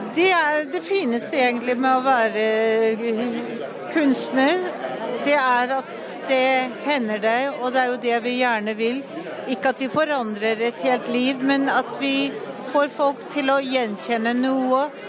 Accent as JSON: {"language": "Norwegian", "country": "Norway", "said": "eller du er født i Norge, som i hvert fall så er jeg norsk."}